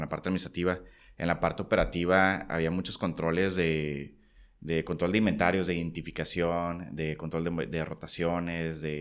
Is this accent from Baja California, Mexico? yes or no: yes; Tijuana, Baja California, Mexico; also born or lived in San Diego; nací en San Diego, pero toda la vida he vivido aquí, ¿no? Entonces, pues soy tijuanense de, vida